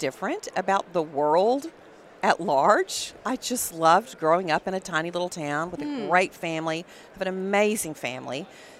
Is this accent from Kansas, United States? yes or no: no; Electra, Texas, United States; accent: Texas; also born or lived in Wichita Falls, Texas / Dallas, Texas; I grew up in Texas at a tiny little town called Electra, Texas.